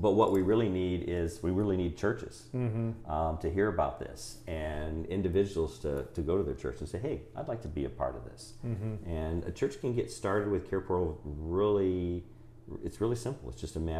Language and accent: English; Lynchburg, Virginia, United States; I was from Lynchburg